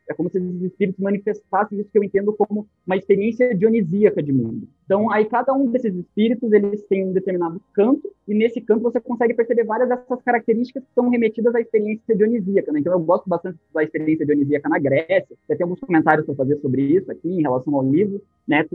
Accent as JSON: {"language": "Portuguese", "town": "Curitiba", "region": "Paraná", "country": "Brazil", "said": "eu sou de Curitiba"}